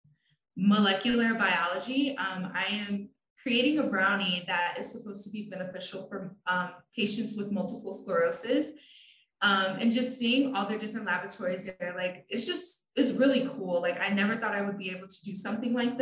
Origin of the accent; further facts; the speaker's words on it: South Bend, Indiana, United States; I literally was born in South Bend, I grew up in South Bend, and then I decided to stay in South Bend to go for my education.